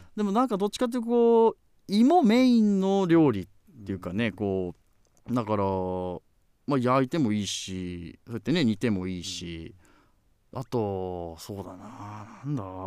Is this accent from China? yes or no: no; Obihiro, Hokkaido, Japan; 私は北海道の帯広市の出身です十勝地方ですね